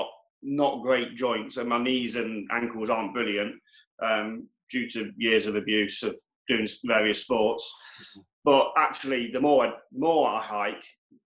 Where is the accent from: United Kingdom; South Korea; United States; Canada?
United Kingdom; Wales; born there; I was born in North Wales, so we always used to go there and go to Snowdonia.